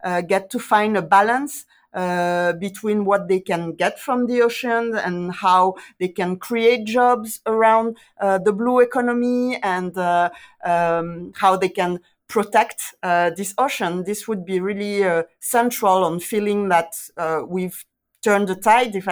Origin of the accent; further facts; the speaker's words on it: Guadeloupe; I'm from Guadeloupe